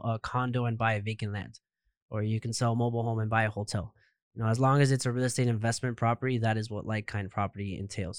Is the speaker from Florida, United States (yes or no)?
yes; Miami, Florida, United States; I was, I was born and raised in Miami, so I've never left Miami